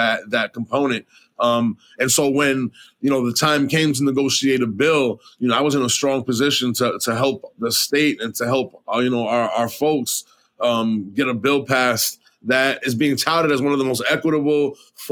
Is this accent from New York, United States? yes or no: yes; New York City, New York, United States; I was born and raised in New York City, in the middle of Manhattan